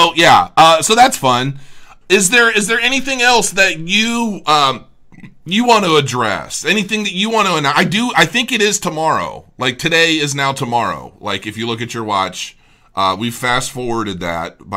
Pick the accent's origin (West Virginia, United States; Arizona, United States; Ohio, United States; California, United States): Ohio, United States; Cincinnati; Cincinnati, which is my hometown